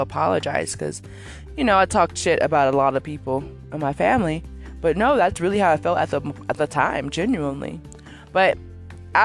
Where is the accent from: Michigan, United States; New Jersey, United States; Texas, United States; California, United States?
California, United States; moved away as an adult; I'm born and raised in Cali